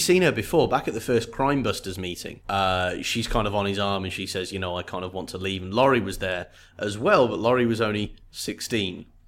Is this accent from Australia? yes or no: no; United Kingdom; I come from Great Britain